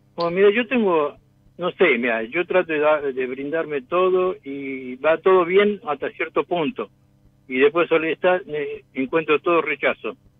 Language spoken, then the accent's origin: Spanish; Tucumán, Argentina; now in Avellaneda, Argentina; Soy tucumano, pero vivo en Avellaneda